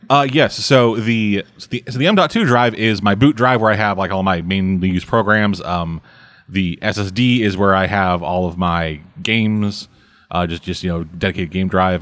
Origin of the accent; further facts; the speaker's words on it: Southern, United States; accent: Southern; my accent switched from Southern to Russian.